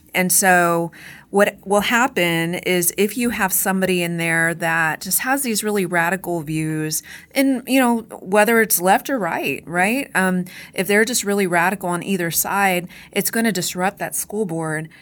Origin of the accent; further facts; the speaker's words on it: Corpus Christi, Texas, United States; my hometown, but I live near Corpus Christi